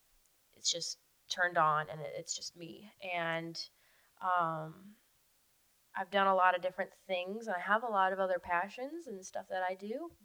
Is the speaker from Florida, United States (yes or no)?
yes; Florida, United States; I was very fortunate in where I grew up in the Keys, and the family I had that were absolutely 100% supportive of what I did.